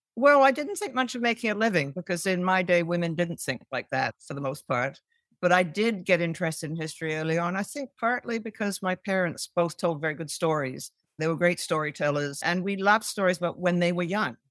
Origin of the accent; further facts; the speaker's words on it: Canada; growing up in Canada, but having a mother who came from the U K